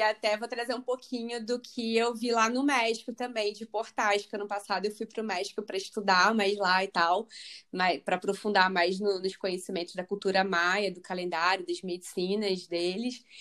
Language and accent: Portuguese; Rio de Janeiro, Brazil; moved away as an adult; now in London, United Kingdom; eu sou carioca, nasci no Rio, Agora eu estou morando aqui em Londres